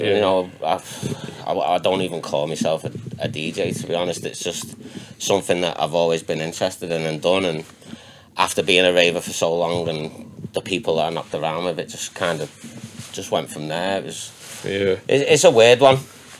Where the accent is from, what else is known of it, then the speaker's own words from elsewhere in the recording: Runcorn, North West England, United Kingdom; also born or lived in Chester; I was born in Chester. My mum, I lived with me nan and granddad and my mum when I was first born. Dad was out of the picture. And that was in Runcorn. So just round the corner.